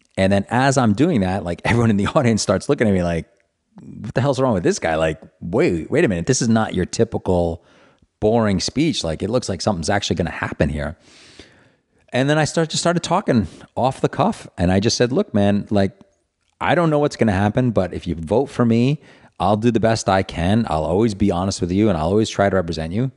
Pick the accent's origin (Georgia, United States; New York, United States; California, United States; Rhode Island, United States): Rhode Island, United States; Providence; born or raised there